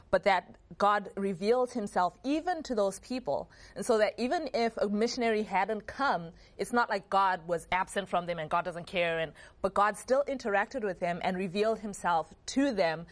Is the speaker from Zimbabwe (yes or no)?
yes; Zimbabwe; growing up in Zimbabwe